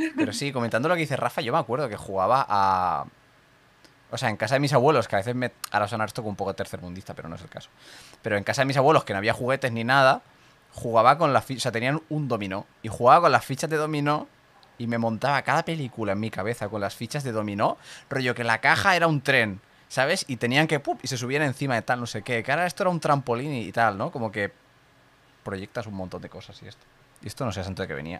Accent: Catalonia, Spain; aquí en Cataluña que tenemos lo de San Jordi

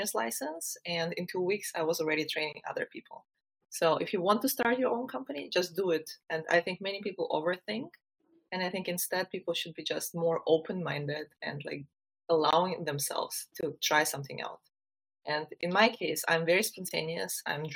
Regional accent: Ukraine; moved away as an adult; also born or lived in Germany; I am originally from Ukraine, where I was born, raised, and spent the first 20 years of my life.

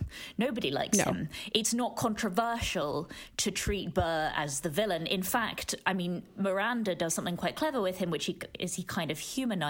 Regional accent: United Kingdom; I'm British

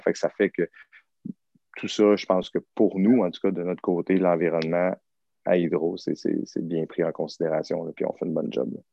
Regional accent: Saint-Liboire, Quebec, Canada; moved away as an adult; also born or lived in Saint-Hyacinthe; now in North Shore, Quebec, Canada; je viens d'un tout petit village qui s'appelle Saint-Liboire

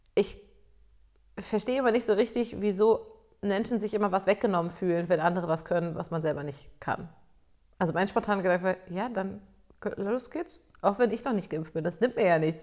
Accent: Germany; ich als Deutsche hier

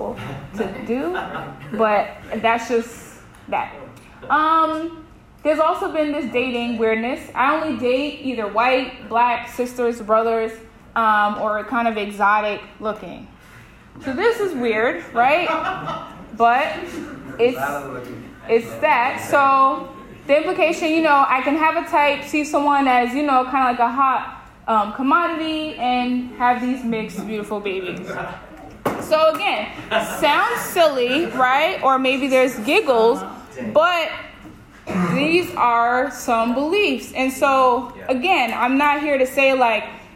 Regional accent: New York, United States; moved away as an adult; now in Maine, United States; I'm like, New York

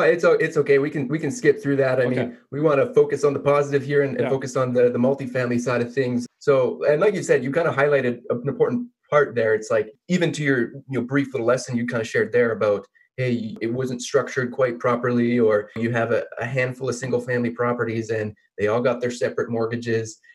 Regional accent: Canada; I'm a Canadian myself

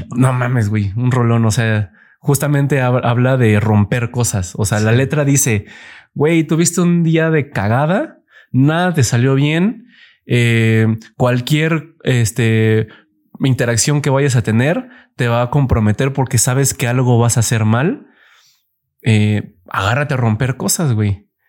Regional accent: Mexico City, Mexico; soy chilango

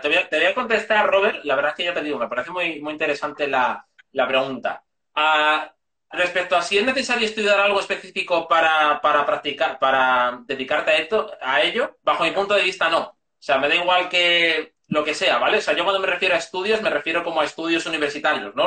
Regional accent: Segovia, Castile and León, Spain; moved away; also born or lived in Madrid; soy de Segovia, pero llevaba 10 años viviendo en Madrid por estudios

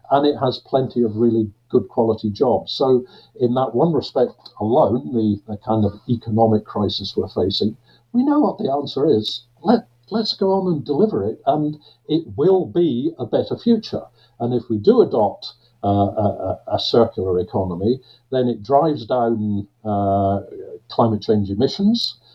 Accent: Glasgow, Scotland, United Kingdom; because I was born and I've spent nearly my entire life uh, in Glasgow, uh, and I know I don't sound like it.

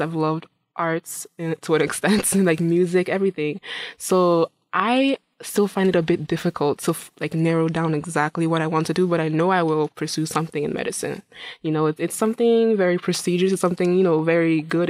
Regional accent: Imo, Nigeria; now in Saint Cloud, United States; I'm originally from Nigeria. Yes, I'm from Imo State in Nigeria

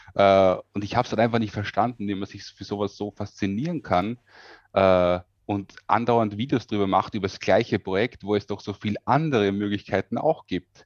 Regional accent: Austria; bin aus Österreich

